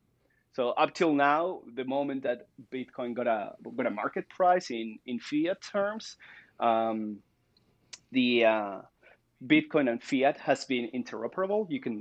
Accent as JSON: {"language": "English", "country": "Argentina", "also_born_or_lived": "Spain", "moved": "yes", "said": "I'm from Argentina"}